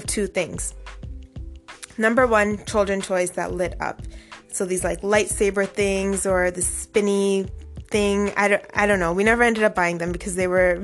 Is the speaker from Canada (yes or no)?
yes; Toronto, Ontario, Canada; growing up in Toronto in the 90s